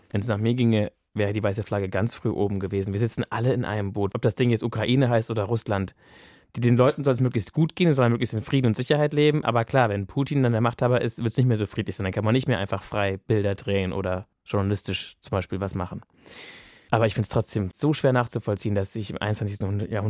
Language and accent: German; Bremen, Germany; moved away as an adult; also born or lived in Freiburg / Feldberg; Aufgewachsen bin ich in Bremen.